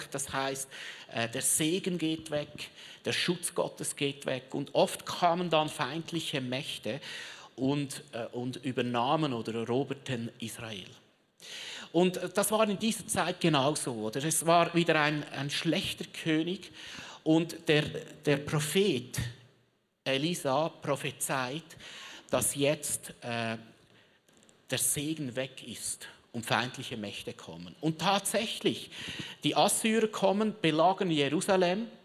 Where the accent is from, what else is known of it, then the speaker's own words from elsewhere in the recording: Switzerland; Also kannst du dir vorstellen, Südreich ist Schweiz, Mittelerde, wo ich herkomme.